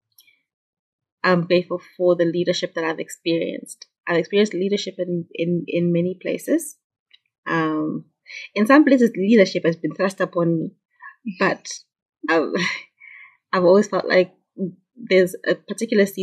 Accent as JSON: {"language": "English", "town": "Munyati", "region": "Midlands", "country": "Zimbabwe", "tie": "born or raised there", "also_born_or_lived": "Kwekwe / Gweru / Bulawayo", "moved": "as an adult", "said": "I'm from Munyati. That's where I grew up"}